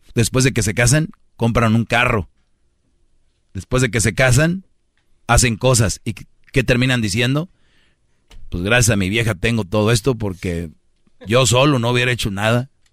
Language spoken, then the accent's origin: Spanish; Mexico; now in United States; Yo conozco muy bien mi país, estoy seguido en mi país